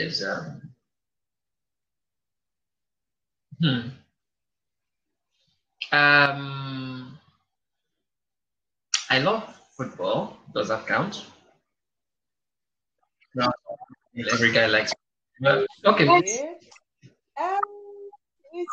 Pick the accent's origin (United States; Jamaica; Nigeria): Nigeria; Northern Nigeria; also born or lived in Ghana; now in Quebec, Canada; I speak Igbo fluently because I'm also Igbo. I speak Hausa because I grew up in the north